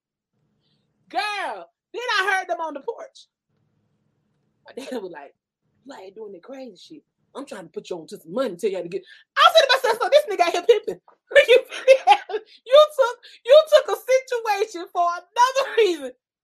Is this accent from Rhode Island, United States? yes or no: no; Miami, Florida, United States; I'm just saying, you know, I'm from Miami. We just don't get down like that.